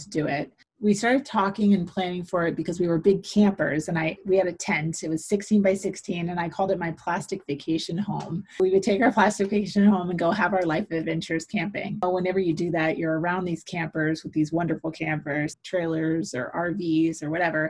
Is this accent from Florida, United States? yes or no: yes; St. Petersburg, Florida, United States; now in Valrico, United States; I'm born and raised Floridian. I was born in St. Petersburg, Florida